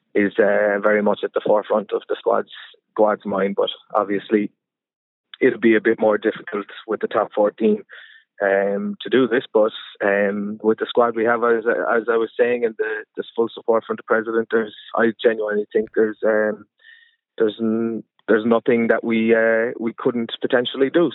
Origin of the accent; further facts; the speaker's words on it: Munster, Ireland; moved away as an adult; now in France; I grew up in Ireland. I grew up wanting to play for Munster